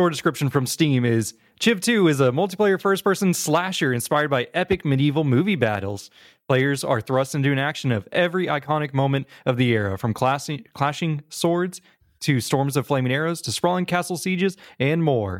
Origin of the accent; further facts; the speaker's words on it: Oklahoma, United States; accent: Oklahoma; Part of my Oklahoma accent